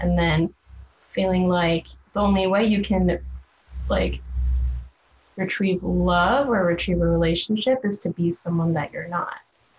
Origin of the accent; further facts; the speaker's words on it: Philippines; oh, sorry, I'm not Japanese. Sounds like I'm Filipino.